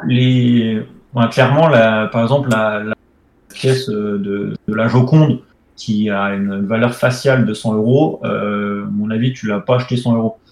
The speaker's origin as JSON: {"language": "French", "country": "France", "said": "on est français"}